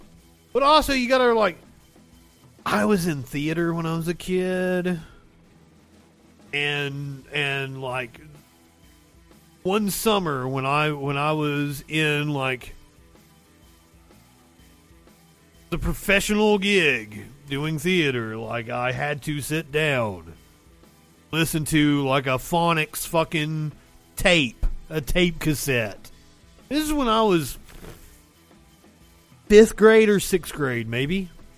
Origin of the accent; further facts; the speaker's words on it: Appalachia, United States; also born or lived in Tennessee / Alabama; like my accent is a weird mishmash of, you know, this is the Deep South. I'm from Appalachia. It's a completely different South.